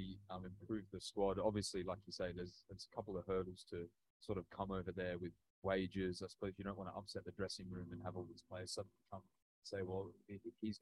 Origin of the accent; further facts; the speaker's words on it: Australia; I'm from Australia